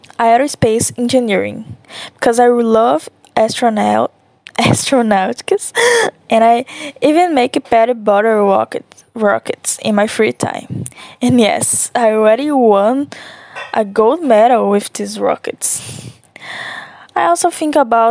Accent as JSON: {"language": "English", "town": "Nova Era", "region": "Minas Gerais", "country": "Brazil", "second_language": "English", "lives_now": "Timóteo, Brazil", "said": "I'm from Nova Era, Minas Gerais, but I live in Timóteo for now."}